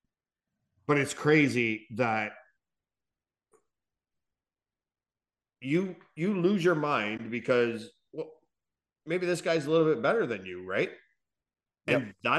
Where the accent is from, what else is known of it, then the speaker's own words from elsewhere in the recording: Canada; we are Canadian